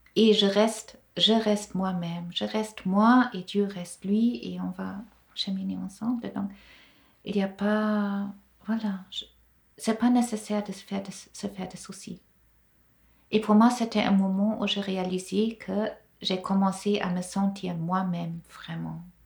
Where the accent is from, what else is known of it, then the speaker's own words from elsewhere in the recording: Germany; French is a second language; moved away as an adult; now in Grandchamp, Switzerland; je viens d'Allemagne